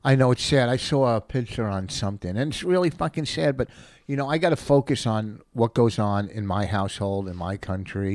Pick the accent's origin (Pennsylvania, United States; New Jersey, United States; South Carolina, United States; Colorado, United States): New Jersey, United States; Plainfield; also born or lived in New York; I grew up in Plainfield in a black neighborhood